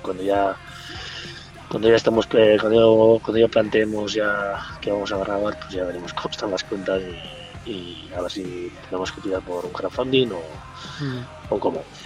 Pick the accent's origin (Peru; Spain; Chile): Spain; Mutriku, Basque Country; somos de Motrico